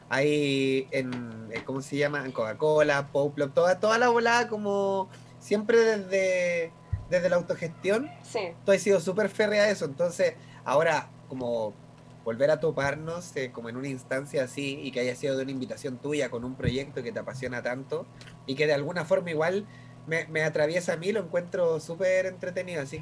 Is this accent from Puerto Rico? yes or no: no; Chile; accent: Chilean; Y ahí yo hablo mucho más como chileno.